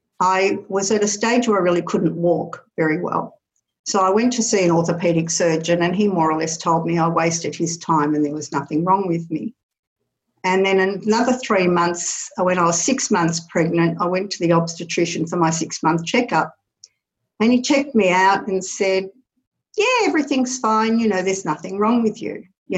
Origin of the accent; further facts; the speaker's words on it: Paris, Île-de-France, France; born there; I was born in Paris, France, actually.